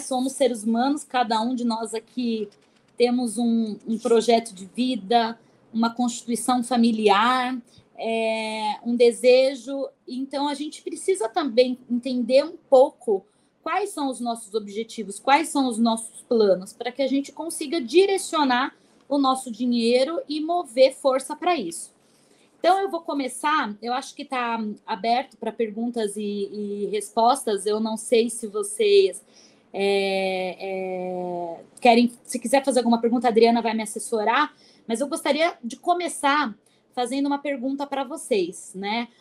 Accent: São Paulo, Brazil; eu sou aqui de São Paulo

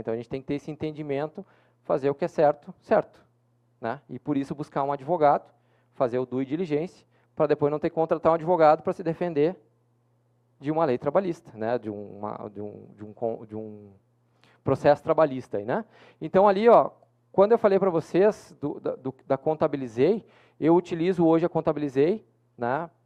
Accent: Porto Alegre, Rio Grande do Sul, Brazil; eu que sou de Porto Alegre

